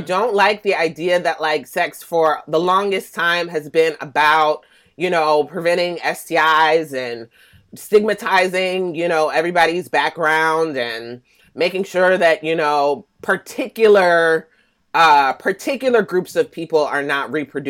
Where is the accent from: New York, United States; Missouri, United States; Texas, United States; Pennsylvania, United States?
Pennsylvania, United States; Philadelphia; moved away as an adult; also born or lived in Atlanta, Georgia; now in Oakland, United States; I was born in Atlanta, Mecca. So, okay. You know, it's a good time there. But I ended up leaving at a young age because my mom passed away from breast cancer around age 4. So I was raised in Philadelphia.